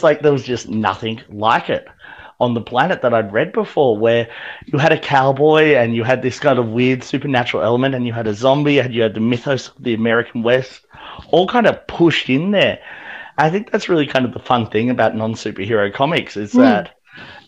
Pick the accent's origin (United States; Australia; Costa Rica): Australia; growing up in Australia